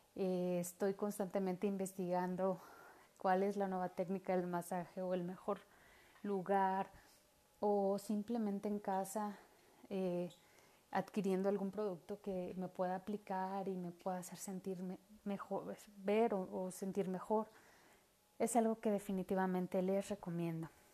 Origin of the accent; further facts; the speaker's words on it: Mexico; como buena mexicana